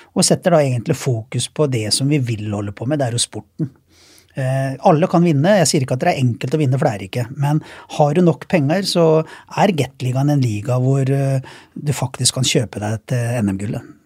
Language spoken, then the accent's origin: Norwegian; Sarpsborg, Østfold, Norway; jeg er hjemme i Sarpsborg